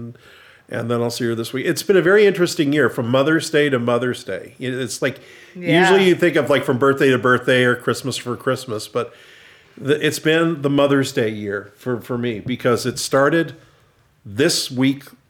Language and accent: English; New York, United States; moved away; we went by where I was born in New York.